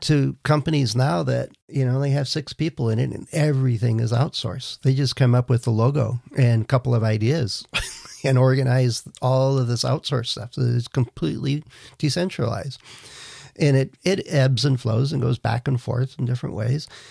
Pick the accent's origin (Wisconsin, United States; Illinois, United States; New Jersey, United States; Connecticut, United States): Wisconsin, United States; moved away; I grew up in Wisconsin